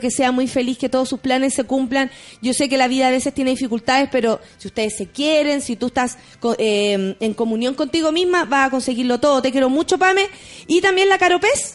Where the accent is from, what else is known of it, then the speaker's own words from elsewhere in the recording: Chile; nosotros como chilenos